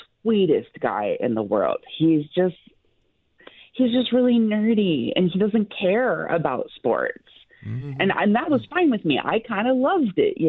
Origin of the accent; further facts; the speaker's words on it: Detroit, Michigan, United States; moved away as an adult; I'm originally from Detroit. I grew up there. I moved here almost, 10 years ago